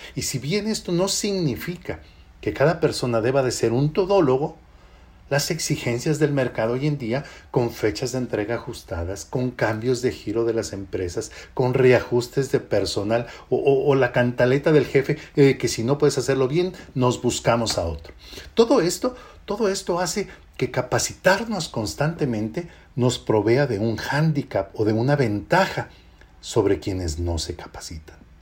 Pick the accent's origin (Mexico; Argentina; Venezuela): Mexico; somos nosotros los mexicanos